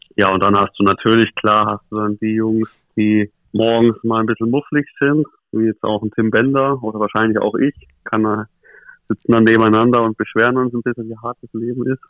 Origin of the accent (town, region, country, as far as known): Nuremberg, Bavaria, Germany; born or raised there; also born or lived in Krefeld